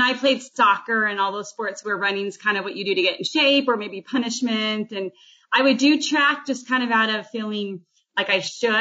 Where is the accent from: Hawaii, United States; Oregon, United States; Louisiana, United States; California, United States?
Oregon, United States; Corvallis; I grew up in Corvallis